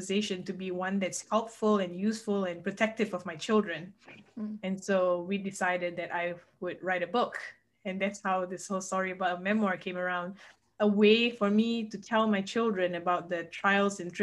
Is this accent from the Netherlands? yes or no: no; Malaysia; now in Lexington, United States; I was born and raised in Malaysia, and that's where I'm from, but now I live in Lexington, Kentucky